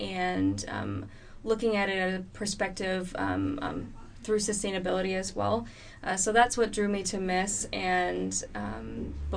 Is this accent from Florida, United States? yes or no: no; Boston, Massachusetts, United States; moved away as an adult; also born or lived in North Carolina; now in California, United States; I'm originally from the Boston area, born and raised there